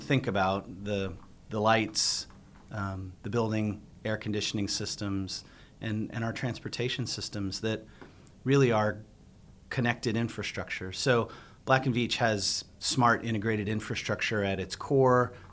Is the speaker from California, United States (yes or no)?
yes; Southern California, United States; now in Arizona, United States; I grew up in Southern California